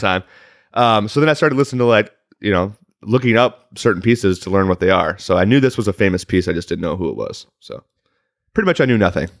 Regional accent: Chicago, Illinois, United States; now in Los Angeles, United States; I'm also from Chicago, land area

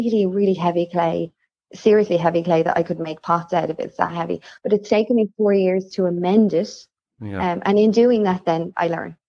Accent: Ireland; I'm Irish.

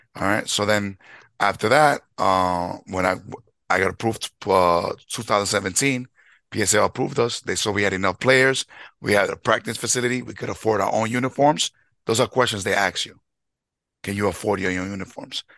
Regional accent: New York City, New York, United States; I grew up in the Bronx, 30 years in the Bronx

